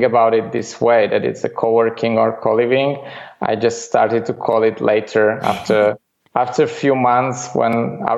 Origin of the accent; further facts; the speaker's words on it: Bratislava, Bratislava Region, Slovakia; moved away as an adult; now in Netherlands; I grew up in the capital of this small country, Slovakia, in Bratislava